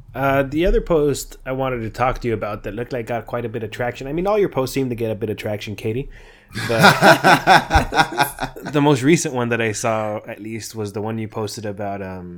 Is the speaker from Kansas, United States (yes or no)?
no; Calexico, California, United States; moved away as an adult; now in Germany; both Sal and I come from the same small town, we come from Calexico